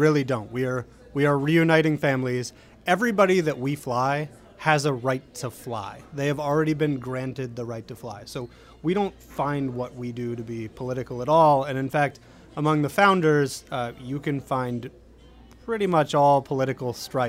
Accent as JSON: {"language": "English", "region": "Pennsylvania", "country": "United States", "said": "Yeah, I came down from Pennsylvania to go to Tulane."}